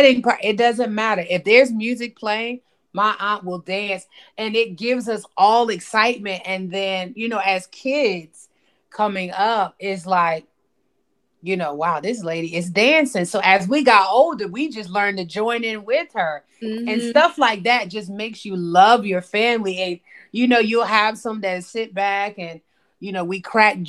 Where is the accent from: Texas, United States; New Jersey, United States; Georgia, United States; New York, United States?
New Jersey, United States; Paterson; now in North Carolina, United States; we were raised in Patterson